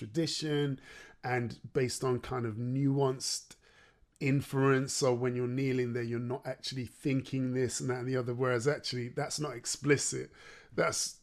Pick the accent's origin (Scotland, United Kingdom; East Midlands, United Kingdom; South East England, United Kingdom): East Midlands, United Kingdom; Derby; moved away as an adult; now in London, United Kingdom; I grew up in the Midlands. I grew up in Derby.